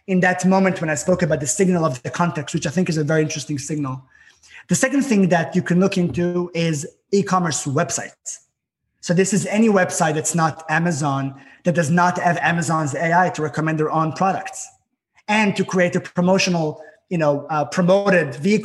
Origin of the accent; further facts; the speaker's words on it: Israel; moved away; There's a lot of snow here, and I'm from Israel.